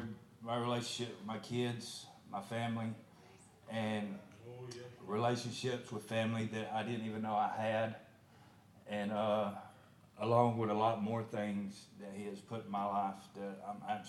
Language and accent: English; Shelby County, Alabama, United States; I'm from Shelby County